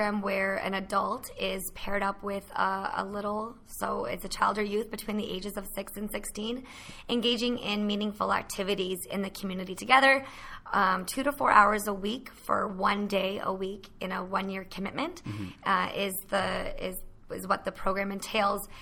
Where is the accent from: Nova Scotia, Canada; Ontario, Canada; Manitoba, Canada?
Ontario, Canada; Petawawa; I'm born and raised in Petawawa